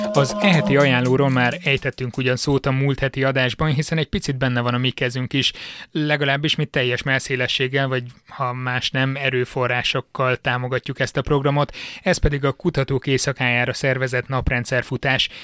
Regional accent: Miskolc, Borsod-Abaúj-Zemplén, Hungary; Miskolcról származom, és édesapám bányakapitány helyettes volt nagyon sokáig

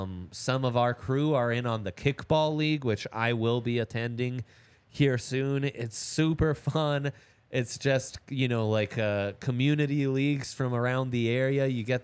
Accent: Italy; I grew up in Italy, so that's why.

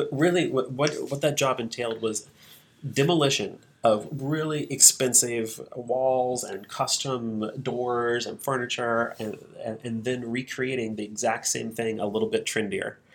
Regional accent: Missouri, United States; I'm from Missouri. I was born in Boone Hospital, right down the road here.

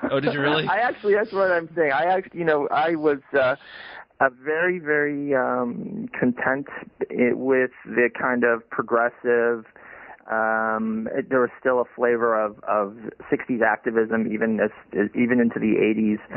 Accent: Madison, Wisconsin, United States; actually, I I am very fond of Madison, Wisconsin.

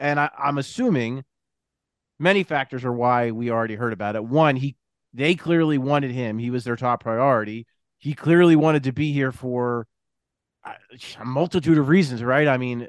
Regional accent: right outside of Philadelphia, New Jersey, United States; if I go somewhere like out of town, I'll say Jersey, but I'll say right outside of Philly.

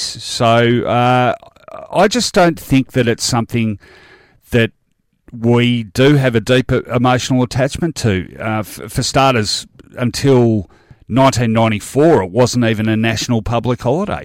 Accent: Australia; being Australian

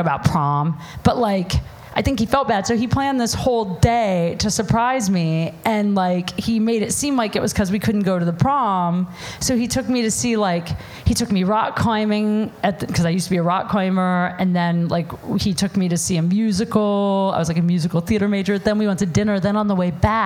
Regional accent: Ohio, United States; moved away as an adult; also born or lived in Chicago; I was going to college in Chicago. I was from Ohio.

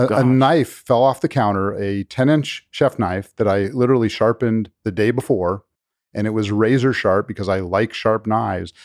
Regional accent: Los Angeles, California, United States; moved away as an adult; now in Kentucky, United States; I'm actually born and raised in Los Angeles

